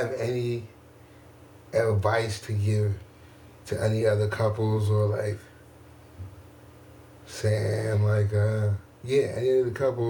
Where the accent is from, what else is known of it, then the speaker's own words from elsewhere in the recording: Northeast, United States; I'm from the Northeast, and I'm Jamaican